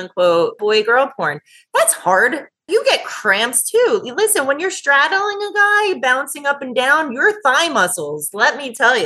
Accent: New Jersey, United States; also born or lived in Houston; I'm originally from New Jersey. So I came back to New Jersey

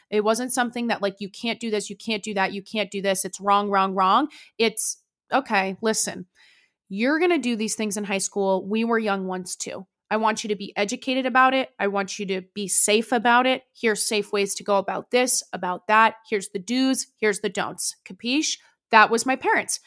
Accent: Danville, California, United States; Danville, California is where I was, like, raised

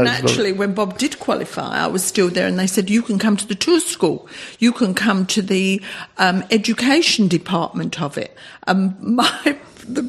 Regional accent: London, United Kingdom; moved away as an adult; also born or lived in Australia; I'm from London

